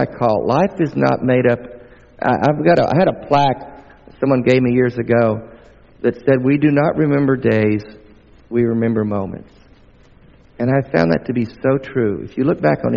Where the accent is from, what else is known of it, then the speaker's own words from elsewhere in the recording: the southern United States, United States; accent: southern; I'm not only from the States, I'm from the southern part of the States